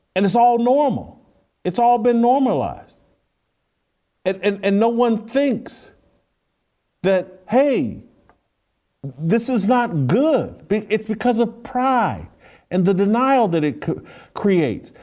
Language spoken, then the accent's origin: English; United States; I'm grateful for being an American